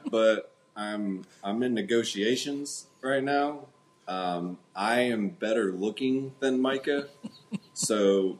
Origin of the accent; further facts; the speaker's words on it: Melbourne, Florida, United States; here in my hometown, Melbourne, Florida.